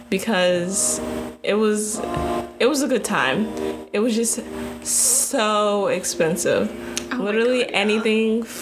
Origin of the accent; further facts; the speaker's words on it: Chicago, Illinois, United States; moved away as an adult; also born or lived in New York; now in Maryland, United States; But I grew up in Chicago